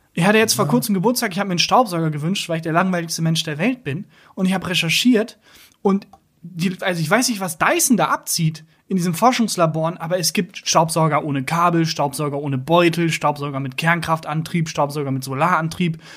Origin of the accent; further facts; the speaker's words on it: Bielefeld, North Rhine-Westphalia, Germany; now in Cologne, Germany; Ich komme aus Bielefeld